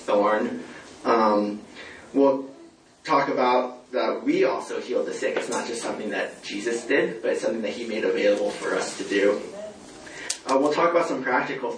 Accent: California, United States; moved away as an adult; also born or lived in Latvia / Texas; I'm originally from California. Went to school there and everything

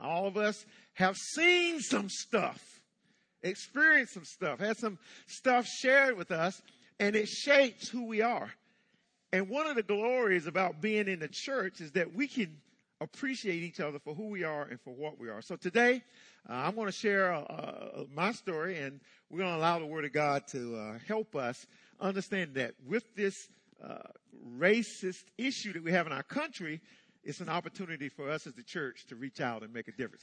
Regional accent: Hookerton, North Carolina, United States; I was born in North Carolina, uh, 1957, uh, in the midst of some racial stuff. Um, little town called Hookerton.

